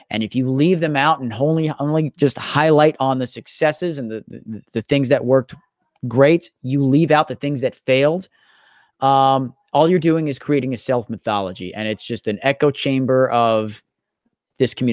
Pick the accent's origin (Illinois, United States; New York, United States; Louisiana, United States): New York, United States; Staten Island; home challenges I faced growing up in Staten Island in dealing with um, you know a lot of domestic abuse issues that I had to witness